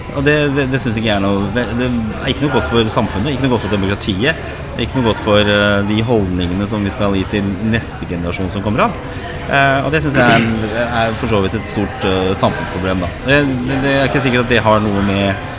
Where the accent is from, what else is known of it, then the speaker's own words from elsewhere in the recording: Oslo, Norway; also born or lived in Lindeberg, Oslo; er jo født og oppvokst på Torshov og, og Grünerløkka